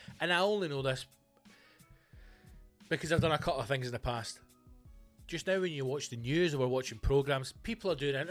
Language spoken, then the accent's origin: English; Scotland, United Kingdom; we're fucking Scottish